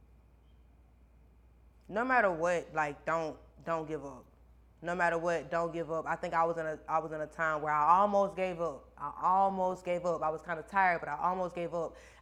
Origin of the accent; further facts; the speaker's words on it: Baxley, Georgia, United States; my hometown, Baxley